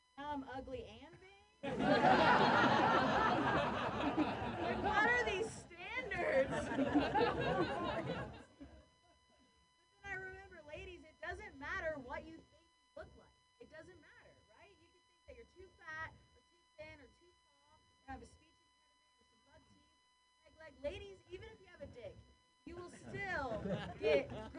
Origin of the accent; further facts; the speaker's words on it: Ohio, United States; moved away; also born or lived in San Francisco; I grew up with lesbian parents in Ohio